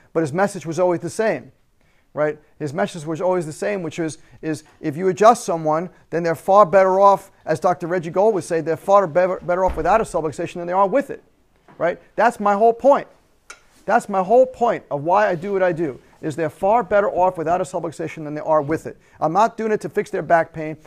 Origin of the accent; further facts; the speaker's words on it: United States; we have as American citizens